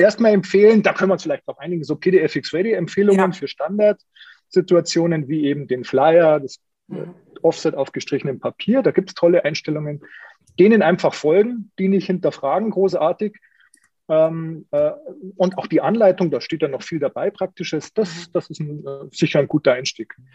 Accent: Munich, Bavaria, Germany; Ich bin ja Münchner

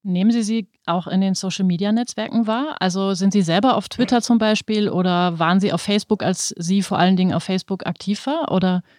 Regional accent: Germany; als Deutsche

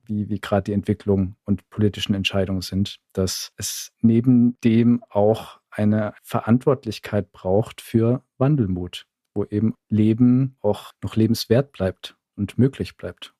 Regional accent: Southern Germany, Germany; Ich komme ja aus dem Süden

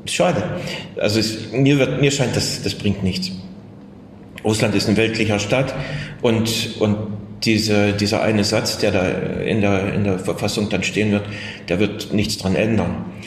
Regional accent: Germany; first language German; moved away as an adult; also born or lived in Dresden; now in Saratov, Russia; dass ich Deutscher bin

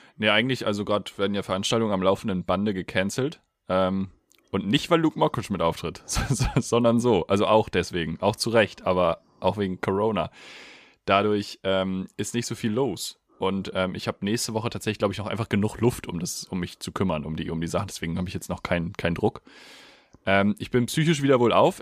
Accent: Germany; als Deutscher

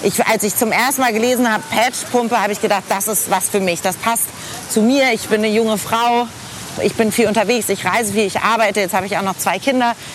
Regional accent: Hamburg, Germany; moved away as an adult; also born or lived in Paris / Boston; now in Frankfurt am Main, Germany; ich habe meine Kindheit sehr schön in Hamburg-Eppendorf verbracht

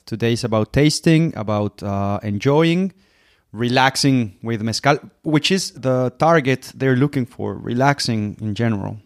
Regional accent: Mexico; from Mexico

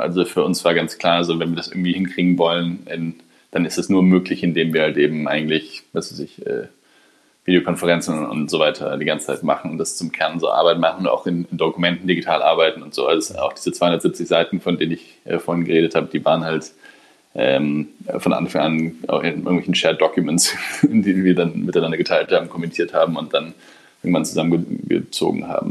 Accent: Germany; als Deutsche

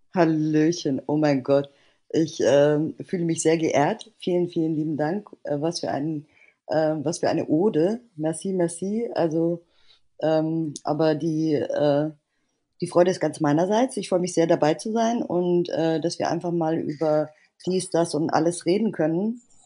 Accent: Bavaria, Germany; ich bin in Bayern aufgewachsen

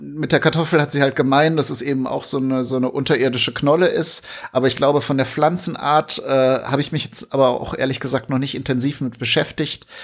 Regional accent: Germany; bei uns in Deutschland

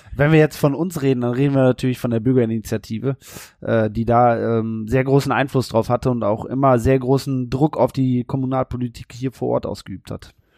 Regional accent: Warendorf, North Rhine-Westphalia, Germany; Ich bin ja gebürtiger Neuwarndorfer.

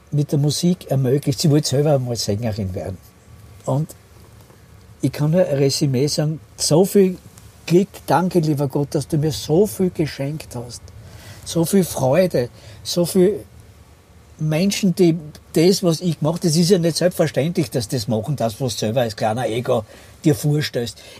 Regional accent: Austria; Ich bin aus Österreich

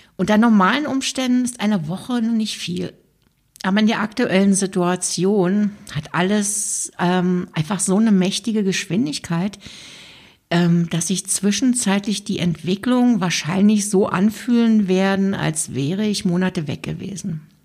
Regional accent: Germany; now in Switzerland; weil ich in der Schweiz lebe und mich natürlich auch interessiert, was in meiner Heimat gerade so passiert

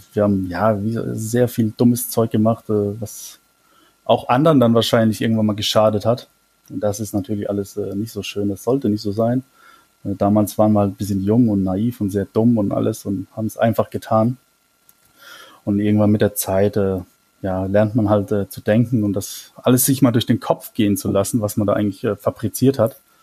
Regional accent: Mannheim, Baden-Württemberg, Germany; now in Brühl, Germany; ich komme aus Mannheim gebürtig, ich bin auch in einem, in einem Stadtteil von Mannheim groß geworden

